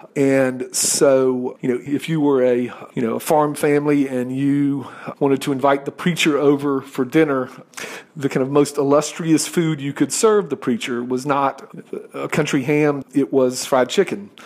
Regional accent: the South, United States; I'm a Southerner

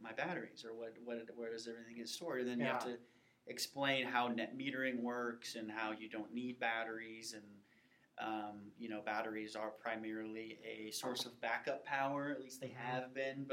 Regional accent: St. Louis, Missouri, United States; moved away as an adult; also born or lived in Baton Rouge, Louisiana / Tampa, Florida; now in Kansas City, United States; I'm originally from the St. Louis area

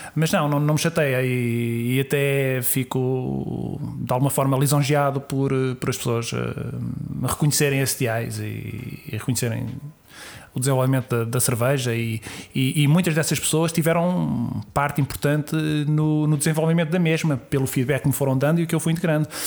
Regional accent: Sintra, Lisbon, Portugal; muita ligação pela minha terra, pelo sítio onde, onde nasci, onde, onde cresci e por todos os amigos que eu tenho, que eu tenho ali, familiares, todas as raízes que eu tenho em Sintra

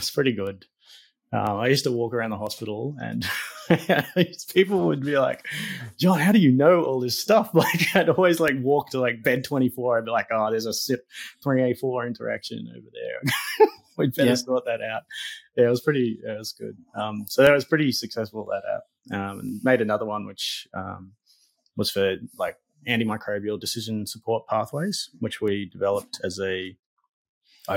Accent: Lithgow, New South Wales, Australia; moved away as an adult; also born or lived in Newcastle / Coffs Harbour; now in Darwin, Australia; I grew up in Lithgow on the west side of the Blue Mountains

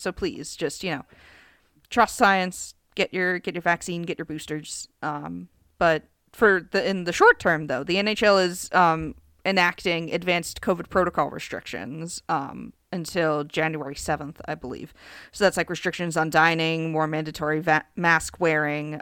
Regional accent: United States; I'm American.

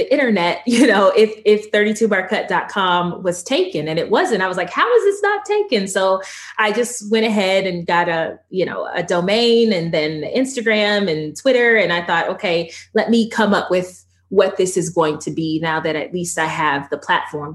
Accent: Georgia, United States; accent: Southern; I'm from Georgia.

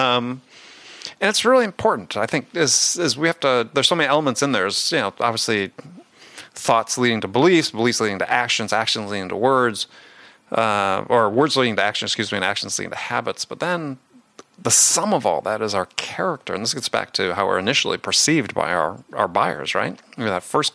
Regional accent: Wisconsin, United States; I grew up in Wisconsin at that time

